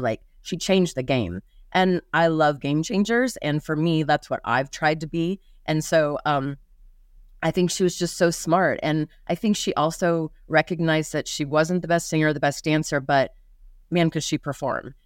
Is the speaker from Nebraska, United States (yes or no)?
yes; Lincoln, Nebraska, United States; moved away as an adult; also born or lived in Ashland, Nebraska; now in Las Vegas, United States; I, uh, was born in Lincoln, but I lived in Ashland until second grade, and then, uh, my mom moved myself and my two sisters up to Lincoln. Um, And I lived in Lincoln through college